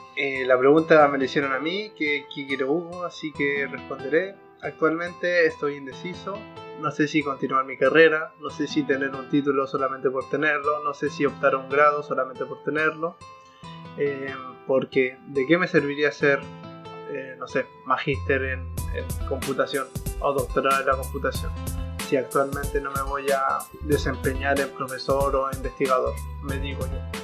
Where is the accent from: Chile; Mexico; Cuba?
Chile; Arica, Arica y Parinacota; soy de Chile, para ser específico de Arica